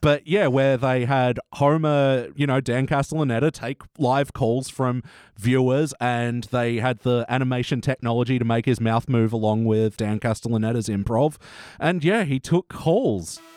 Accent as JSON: {"language": "English", "country": "Australia", "said": "we're the only country that eats our coat"}